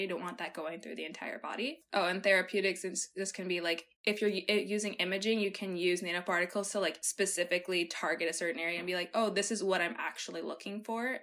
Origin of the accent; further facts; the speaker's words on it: Peru; moved away; I was born in Peru